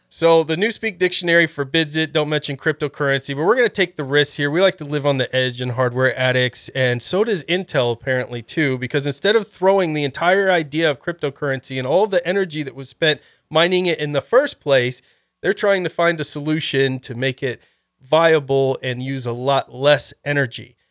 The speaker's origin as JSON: {"language": "English", "region": "Ohio", "country": "United States", "moved": "yes", "said": "I was originally from Ohio"}